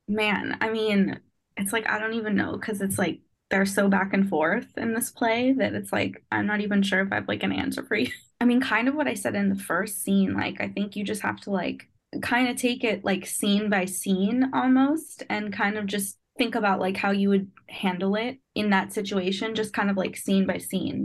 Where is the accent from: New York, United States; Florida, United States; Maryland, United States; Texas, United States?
New York, United States; New York City; I'm from Brooklyn, New York